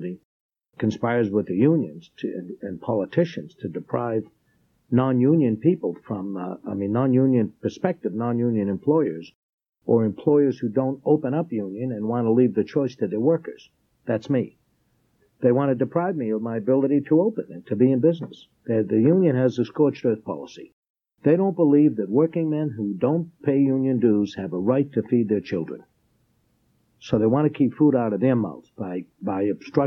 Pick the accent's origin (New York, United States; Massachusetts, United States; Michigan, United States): Massachusetts, United States; Boston; moved away; I'm from Boston, too.